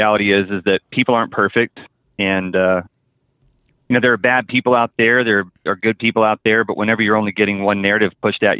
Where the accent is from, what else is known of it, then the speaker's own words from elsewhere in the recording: outside of Dallas, Texas, United States; I grew up outside of Dallas in a little farm town, about 200 people or so